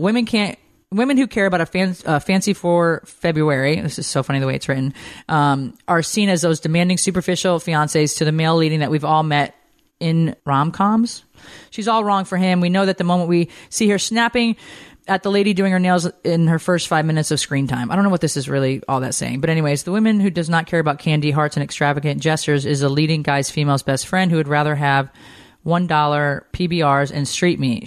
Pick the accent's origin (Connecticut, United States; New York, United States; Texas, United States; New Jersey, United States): Connecticut, United States; Windsor Locks; moved away; also born or lived in Montana; fly back to my hometown. We land literally in my hometown